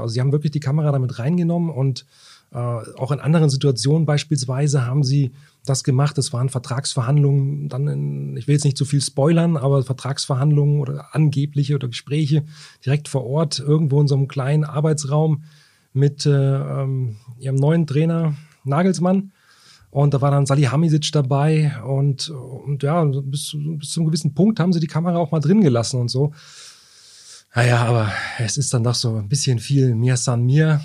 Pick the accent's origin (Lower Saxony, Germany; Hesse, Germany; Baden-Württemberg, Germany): Lower Saxony, Germany; Wolfsburg; ich bin ja gebürtiger Wolfsburg